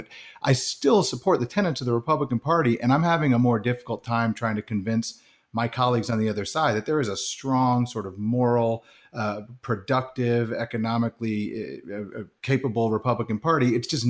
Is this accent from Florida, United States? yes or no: no; Texas, United States; What I wanted to say is, as a Texan, I think Pat.